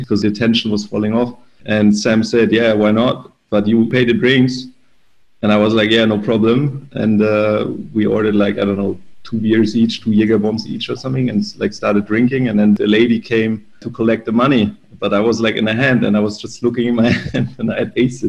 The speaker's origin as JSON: {"language": "English", "country": "Germany", "tie": "born or raised there", "said": "in my hometown"}